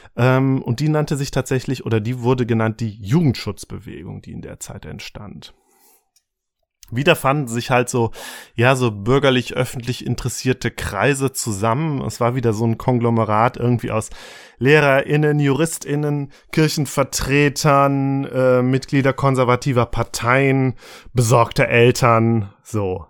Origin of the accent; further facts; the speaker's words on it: Germany; bei uns in Deutschland